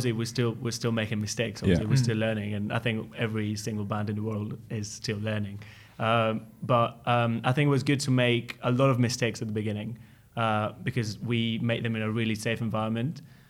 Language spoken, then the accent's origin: English; Spain; English is a second language; moved away; because I came from Spain with Nico. We came together.